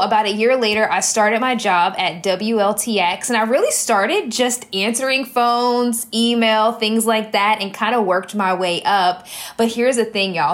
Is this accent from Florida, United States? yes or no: no; Columbia, South Carolina, United States; I am from Columbia, South Carolina, grew up here